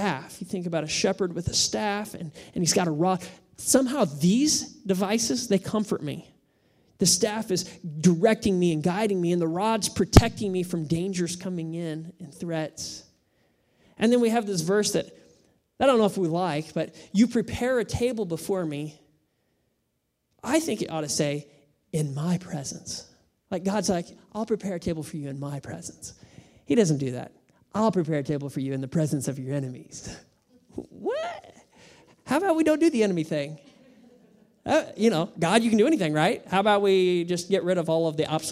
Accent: United States; I am American.

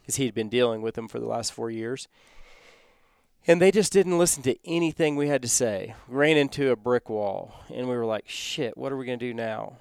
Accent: Texas, United States; where we grew up in Texas

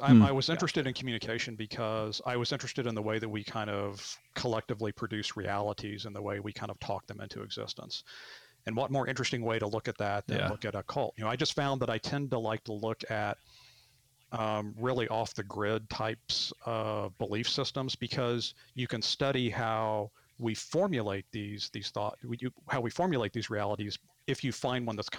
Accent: Arkansas, United States; moved away as an adult; also born or lived in Bloomington, Indiana; I grew up in Arkansas and moved away for a long time and came back

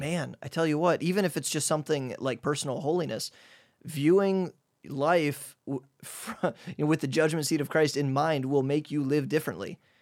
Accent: Midwest, United States; moved away as an adult; now in Hungary; I'm from the Midwest, and even though I'm kind of a private guy, I'm still an extrovert, and I'm a Midwest guy

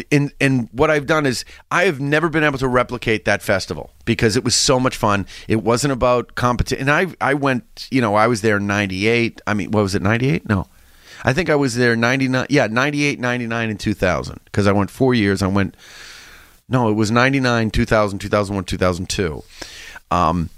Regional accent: New England, United States; I'm from New England.

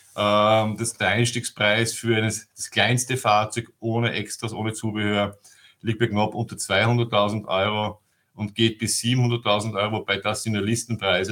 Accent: Vienna, Austria; moved away as an adult; now in Germany; Ich bin gebürtiger Wiener und lebe seit zehn Jahren in Deutschland

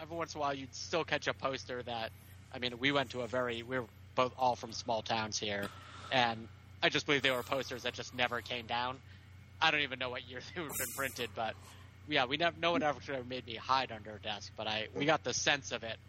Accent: near Westover Air Force Base, Massachusetts, United States; we were lucky enough to grow up near Westover Air Force Base, which housed most of the C-5A galaxies, the largest transports for the Air Force.

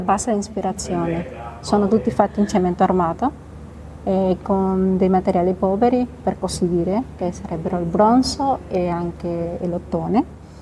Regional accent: Venezuela; accent: Spanish; Italian is a second language; moved away as an adult; also born or lived in Bogotá, Colombia / Italy / France / Geneva, Switzerland; now in Divonne-les-Bains, France; Ho vissuto in Venezuela ovviamente perché è la mia terra natale

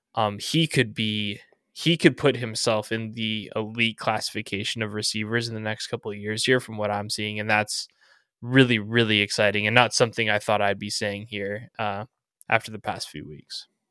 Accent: Southern California, United States; growing up in Southern California

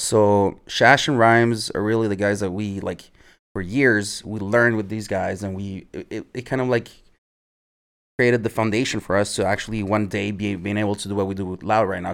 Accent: Montreal, Quebec, Canada; also born or lived in Edmonton, Canada / Chile; We moved back to Montreal when I was nine

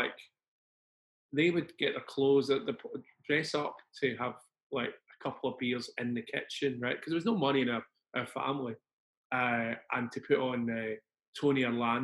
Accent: Glasgow, Scotland, United Kingdom; I was born in 1960 in Glasgow. I was brought up in Govan Hill, and then I moved up to Mount Florida

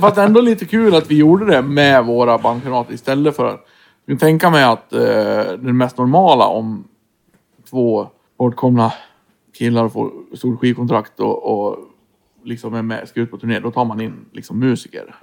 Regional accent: Floda, Björbo, Dalarna County, Sweden; moved away; also born or lived in Stockholm; Vi var ju från Norra Floda, Björborg

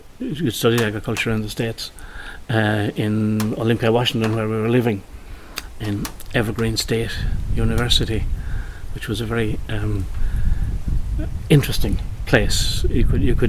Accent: County Limerick, Munster, Ireland; moved away; also born or lived in Portland, Oregon / Carlow; I'm from Kildaimon, County Limerick

